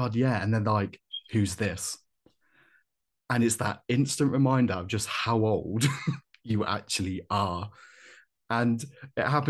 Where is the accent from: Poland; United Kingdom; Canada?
United Kingdom; I'm British